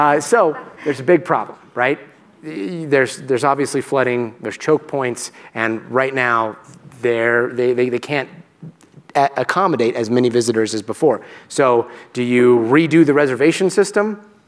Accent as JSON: {"language": "English", "country": "Guatemala", "tie": "born there", "said": "In Latin America, I was born in Guatemala, and I've visited a lot of like the Mayan ruins, and it's a sense of pride."}